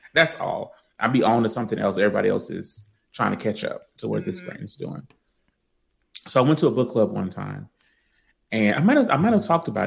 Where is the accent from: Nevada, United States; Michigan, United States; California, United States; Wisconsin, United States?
Nevada, United States; Las Vegas; I'm from Las Vegas.